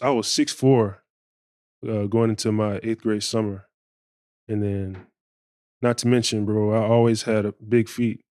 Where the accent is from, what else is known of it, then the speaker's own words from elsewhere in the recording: Bartow, Florida, United States; where I'm from, I'm from Central Florida